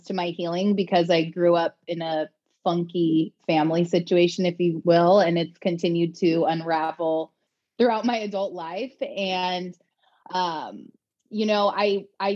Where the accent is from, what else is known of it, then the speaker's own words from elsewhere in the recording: Long Beach, California, United States; now in Austin, United States; I'm originally from Long Beach, California